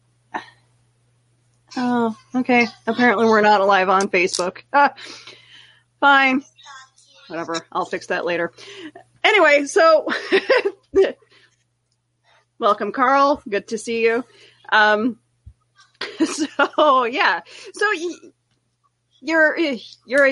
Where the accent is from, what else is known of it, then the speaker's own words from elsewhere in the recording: Canada; I'm Canadian